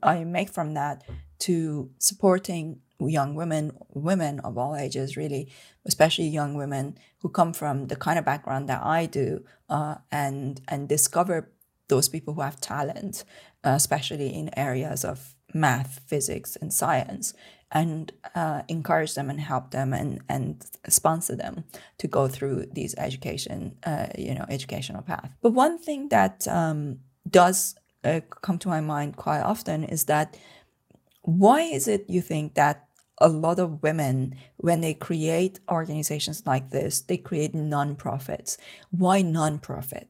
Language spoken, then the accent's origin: English; Tehran, Tehran Province, Iran; moved away; I was born and brought up in Tehran, in Iran